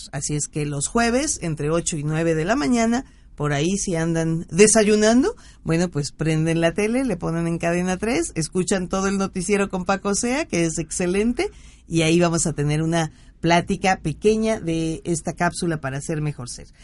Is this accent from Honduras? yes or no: no; Veracruz, Mexico; en, en, mi tierra veracruzana